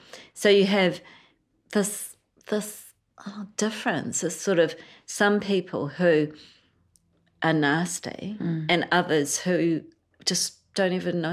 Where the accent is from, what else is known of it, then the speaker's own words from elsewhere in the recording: Sri Lanka; but I've always felt Sri Lankan.